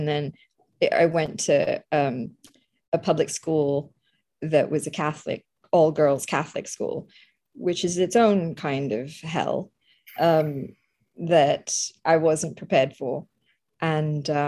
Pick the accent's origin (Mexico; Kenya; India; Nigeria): India; moved away; also born or lived in Calcutta, India / Croydon, United Kingdom; I grew up in a secular country, and it was a proudly secular country